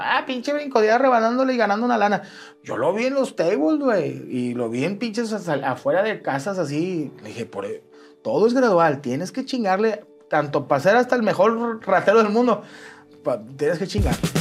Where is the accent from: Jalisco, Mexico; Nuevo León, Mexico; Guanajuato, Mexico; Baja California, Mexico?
Nuevo León, Mexico; Monterrey; soy de aquí en Monterrey, soy del 8-2